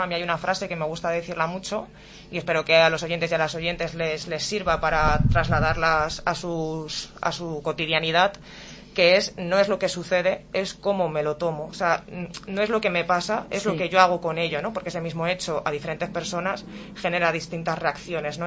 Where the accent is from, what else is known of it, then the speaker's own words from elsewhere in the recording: Alcalá de Henares, Community of Madrid, Spain; moved away as an adult; now in Morata de Tajuña, Spain; soy de nativa de Alcalá de Henares, pero resido en Morata desde hace dos años.